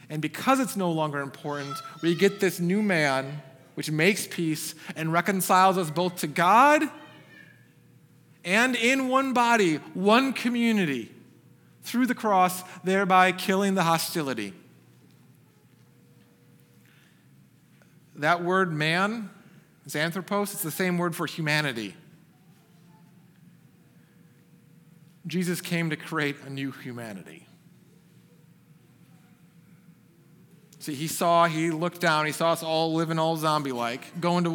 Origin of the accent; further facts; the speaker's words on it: Michigan, United States; moved away as an adult; now in Texas, United States; I grew up in Michigan